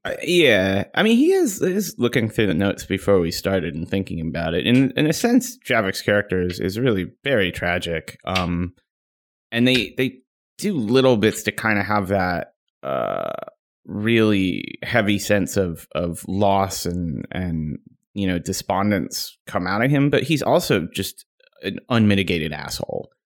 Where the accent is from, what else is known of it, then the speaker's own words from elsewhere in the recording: Chicago, Illinois, United States; also born or lived in Seattle area; now in Seattle, United States; I'm originally from Chicago